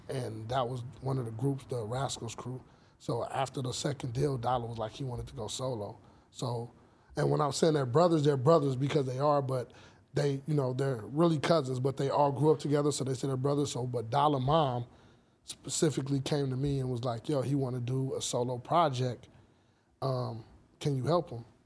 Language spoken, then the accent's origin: English; Los Angeles, California, United States; I was born and raised here. I was born in Cedar Sinai